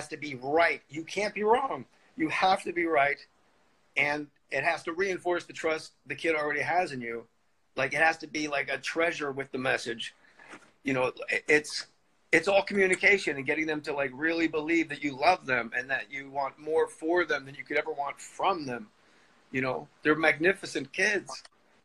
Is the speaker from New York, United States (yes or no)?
no; Verona, New Jersey, United States; I'm from Verona